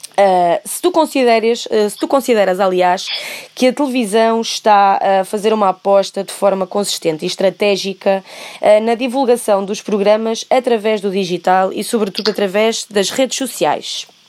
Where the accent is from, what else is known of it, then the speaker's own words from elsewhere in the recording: Santa Maria da Feira, Norte, Portugal; tens uma nortenha a falar contigo